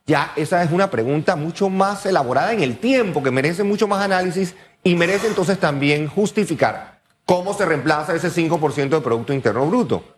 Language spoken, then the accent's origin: Spanish; Panama; como panameños